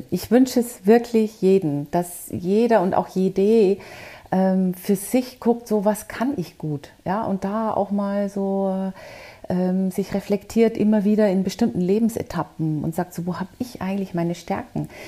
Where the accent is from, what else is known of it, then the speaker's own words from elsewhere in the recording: Bavaria, Germany; born there; accent: Bavarian; Also man hört es, man hört es tatsächlich. So ganz kriegt man das nie raus als Bayerin. Aber ich war ja auch im Ausland